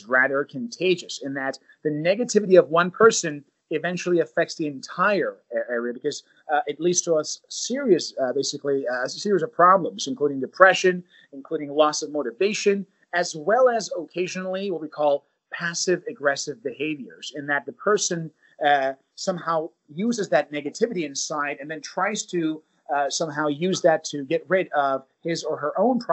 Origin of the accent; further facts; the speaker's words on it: United States; I'm from the United States